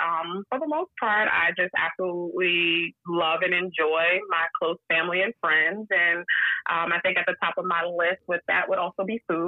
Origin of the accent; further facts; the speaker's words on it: New York, United States; So the most prominent one is, oh, you live on Long Island, you must be rich, you must live in the Hamptons. It's like, no.